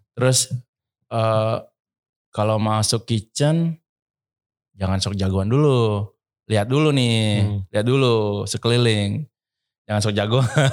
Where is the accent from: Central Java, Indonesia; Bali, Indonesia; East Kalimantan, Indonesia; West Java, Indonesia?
Bali, Indonesia; saya dari Bali